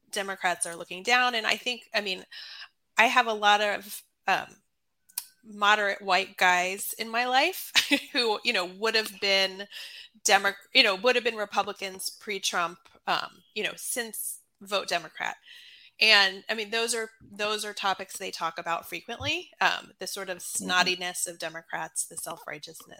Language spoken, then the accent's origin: English; Atlanta, Georgia, United States; now in Maryland, United States; I live in Maryland. I'm from Atlanta, Georgia.